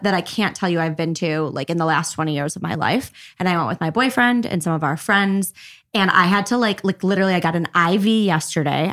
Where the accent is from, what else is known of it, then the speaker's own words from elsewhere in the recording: Highland Park, Illinois, United States; I'm from Highland Park, actually